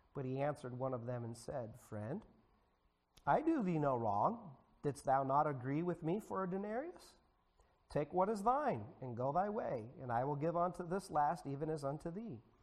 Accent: United States; As American citizens

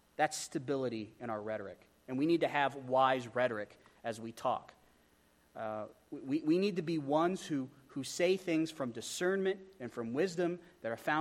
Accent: Wyoming, United States; I grew up in Wyoming

